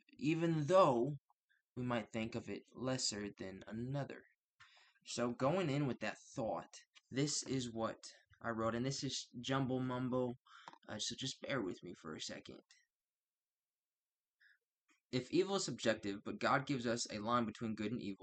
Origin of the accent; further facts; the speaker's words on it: United States; I'm from the United States